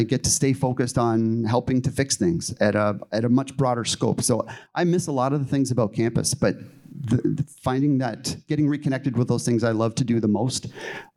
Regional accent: Niagara Falls, Ontario, Canada; moved away as an adult; also born or lived in Illinois; growing up in Niagara Falls, like a lot of Canadian cities

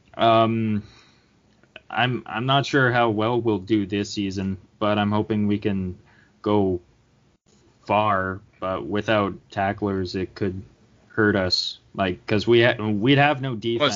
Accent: Canada; I'm Canadian.

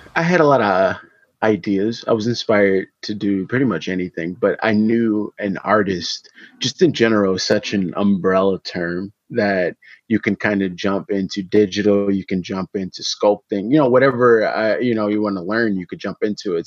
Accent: Detroit, Michigan, United States; I am an artist from Detroit, Michigan

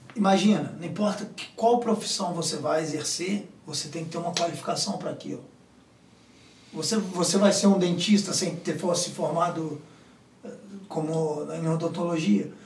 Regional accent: São João del-Rei, Minas Gerais, Brazil; moved away as an adult; A minha cidade mesmo, a cidade de onde eu, de onde eu vim, sou, sou de São João do Rei.

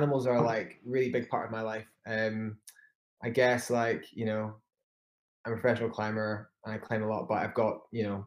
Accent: Edinburgh, Scotland, United Kingdom; I'm 31 and a half from Edinburgh, Scotland.

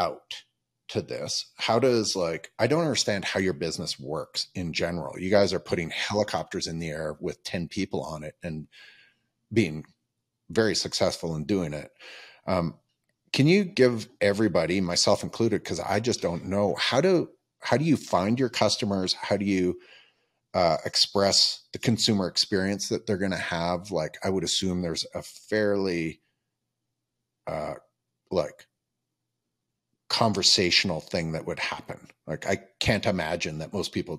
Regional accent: Calgary, Alberta, Canada; I'm born and raised in Calgary

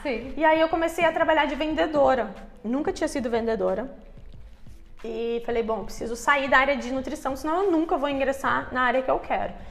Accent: Curitiba, Paraná, Brazil; moved away; eu cresci em Curitiba, né, que é uma cidade, é uma capital

